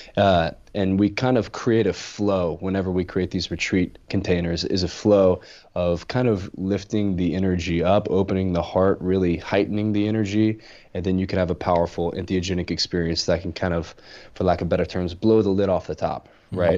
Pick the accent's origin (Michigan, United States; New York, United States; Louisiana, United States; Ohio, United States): Louisiana, United States; growing up in Louisiana